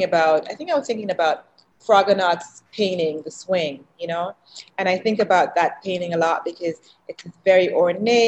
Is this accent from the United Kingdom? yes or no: no; Canada; also born or lived in Jamaica; now in United States; I grew up in Canada and even though I was born in Jamaica.